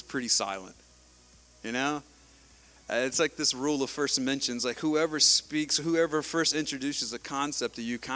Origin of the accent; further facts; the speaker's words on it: United States; I grew up in Wilson County, man. We grow stuff. We grow tobacco. We grow cotton.